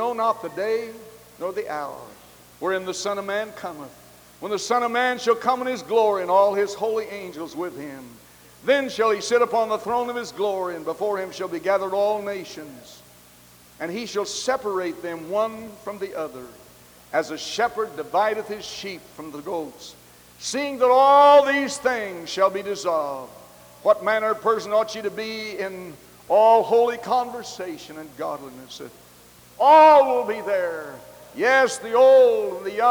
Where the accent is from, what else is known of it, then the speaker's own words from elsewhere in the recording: the West, United States; I was born in the West. I'm a Westerner. I was born where cowboys wear guns on their hips